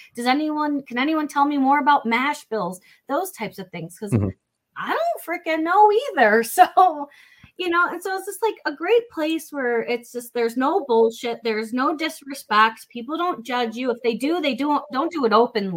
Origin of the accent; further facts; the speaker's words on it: Flint, Michigan, United States; I grew up in Flint, Michigan